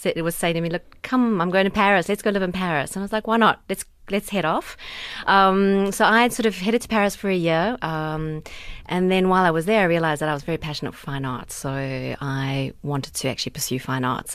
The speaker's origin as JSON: {"language": "English", "country": "South Africa", "said": "my South Africa card here. I'm um, from Africa"}